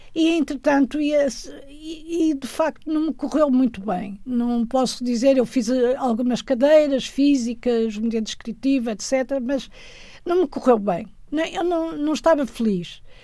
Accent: Guimarães, Norte, Portugal; moved away as an adult; also born or lived in Tadim, Minho / France; Cresci em Guimarães, Brito, em Brito

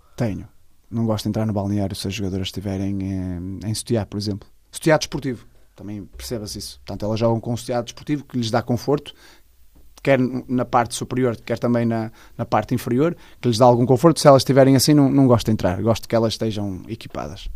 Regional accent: Amares, Braga, Portugal; also born or lived in Vila Real; fiz toda a minha formação no futebol com Amares e depois joguei no primeiro ano de cena no, no desportivo de Caldelas, está tudo clubes da, da minha terra

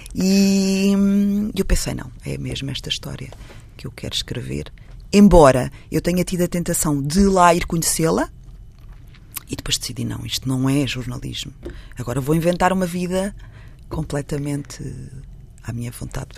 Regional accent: Portugal; eu não sou de Lisboa, sou de uma vila pequena perto de Lisboa, que hoje é muitíssimo perto, na altura não era, porque não existia uma ponte

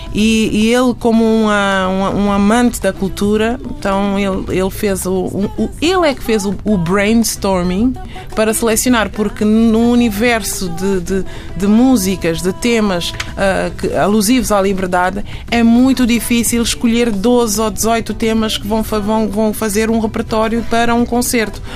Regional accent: Guinea-Bissau; now in Portugal; Eu saí da Guiné, mas a Guiné não saiu de mim

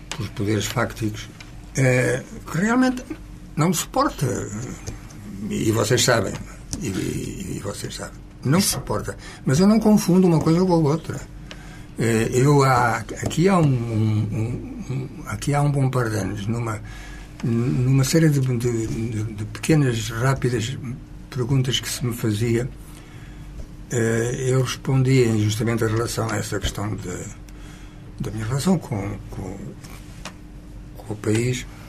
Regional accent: Portugal; moved away as an adult; now in Canary Islands, Spain; eu em primeiro lugar sou português, em segundo lugar sou ibérico, e em terceiro lugar, se me apetece, serei europeu

